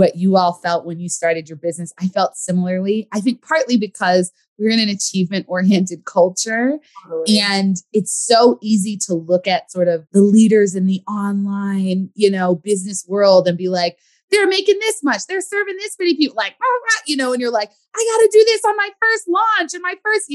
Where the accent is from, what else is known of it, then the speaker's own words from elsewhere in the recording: California, United States; I grew up in California